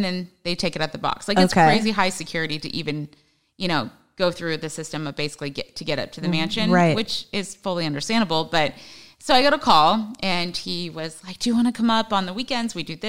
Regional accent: Hawaii, United States; born there; dad was in the Army, so we were stationed everywhere. Brother was born in Texas. My sister was born in Washington. I was born in Hawaii. Like, I mean, everywhere.

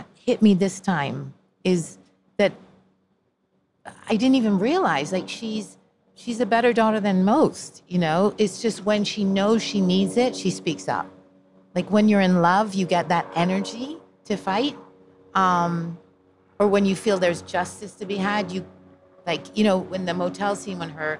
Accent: Jamaica; moved away; also born or lived in Italy; I grew up in Jamaica, moved to Italy

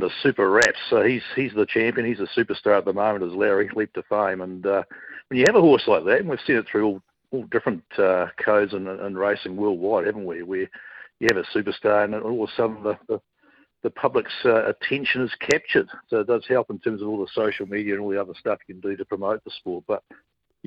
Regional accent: Dunedin, Otago, New Zealand; now in Queensland, Australia; growing up in Dunedin

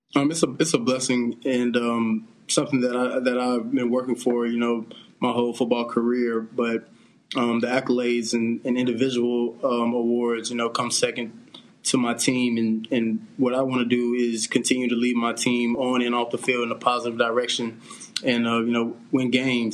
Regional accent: Greensboro, North Carolina, United States; I'm from Greensboro, North Carolina

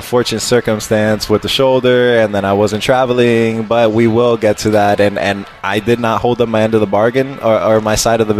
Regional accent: Miami, Florida, United States; I'm from Miami

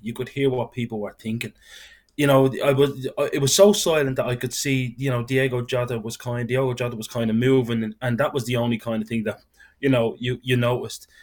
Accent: Dublin, Leinster, Ireland; I'm from Dublin

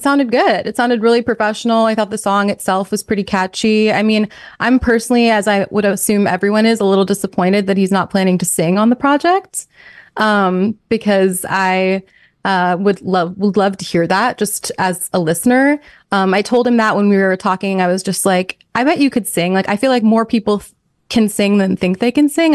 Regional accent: New York, United States; moved away; also born or lived in Minnesota; we're both from New York.

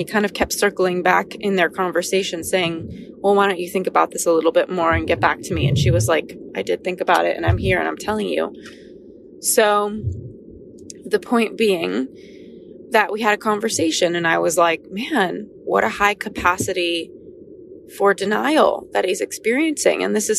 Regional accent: Los Angeles, California, United States; And for me, kind of growing up in Los Angeles and influencer land with so many people who are focused on wellness

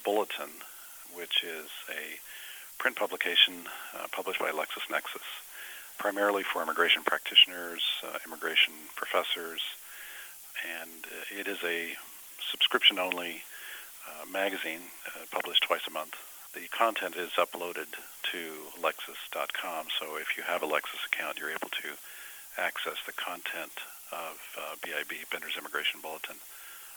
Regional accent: Denver, Colorado, United States; also born or lived in San Antonio, Texas; now in Austin, United States; I am from Denver, Colorado, but now I'm living and practicing in Austin.

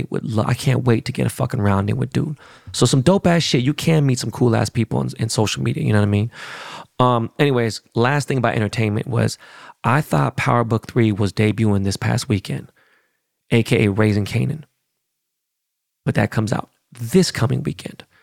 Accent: Seattle, Washington, United States; I was born and raised in Seattle.

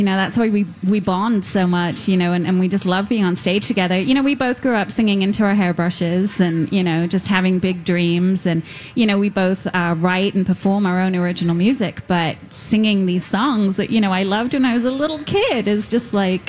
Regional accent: London, United Kingdom; now in Minnesota, United States; I'm going to go back to London to see friends and family.

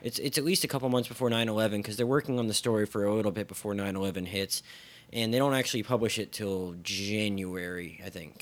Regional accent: Philadelphia, Pennsylvania, United States; my hometown news, newspapers, the Philadelphia Daily News and the Philadelphia Inquirer

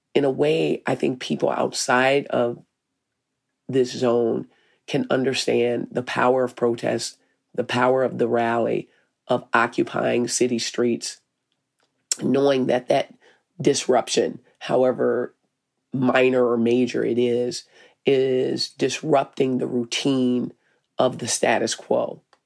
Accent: Arkansas, United States; moved away as an adult; now in Minneapolis, United States; I'm from Arkansas.

